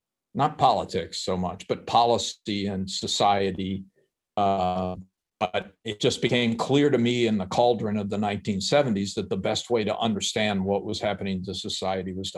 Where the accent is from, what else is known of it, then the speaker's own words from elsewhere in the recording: Chattanooga, Tennessee, United States; moved away as an adult; I went to my hometown of Chattanooga, Tennessee, and worked for the hometown paper